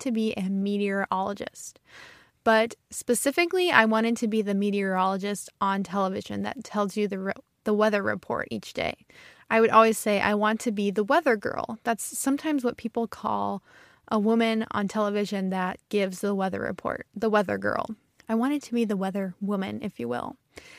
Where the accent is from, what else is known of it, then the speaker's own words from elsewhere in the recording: Midwest, United States; accent: Midwestern; I usually have a pretty neutral accent, but sometimes the Midwest, the North, kind of comes out in my accent. I stretch out my long vowels and I sound very Midwestern.